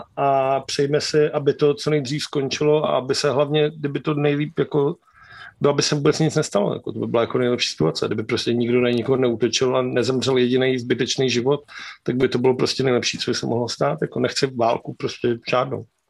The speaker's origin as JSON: {"language": "Czech", "country": "Czechia", "said": "hrdí jako Češi"}